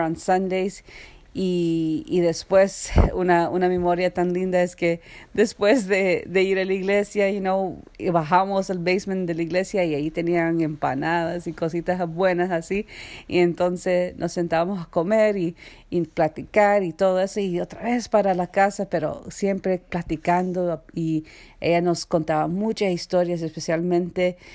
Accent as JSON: {"language": "English", "country": "Canada", "said": "I'm from Canada, and my parents are from El Salvador."}